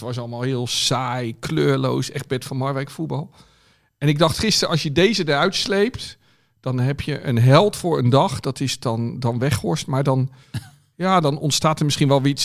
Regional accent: Netherlands; als Nederlander

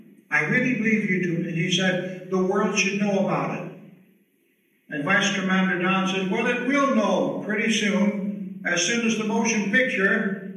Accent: New York City, New York, United States; I said, Brooklyn, New York.

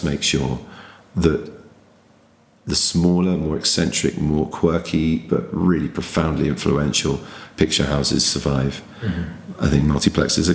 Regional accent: England, United Kingdom; being an English audience member in an American audience

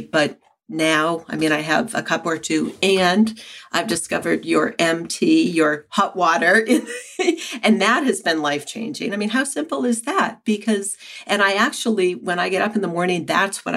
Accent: New Hampshire, United States; moved away as an adult; also born or lived in San Francisco; now in Keene, United States; I grew up in New Hampshire, and after college, I went to San Francisco

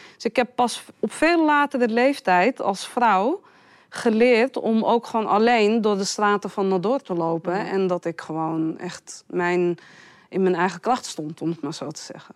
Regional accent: Amsterdam, North Holland, Netherlands; Ik ben geboren en getogen in Amsterdam

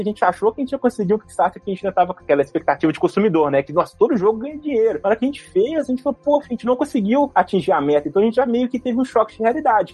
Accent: Belo Horizonte, Minas Gerais, Brazil; aqui em Belo Horizonte, sou de BH

